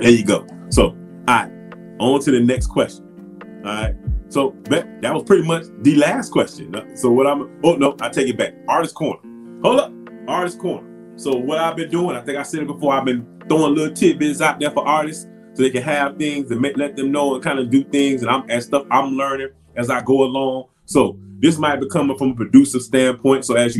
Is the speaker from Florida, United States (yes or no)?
yes; Miami, Florida, United States; moved away as an adult; growing up in Miami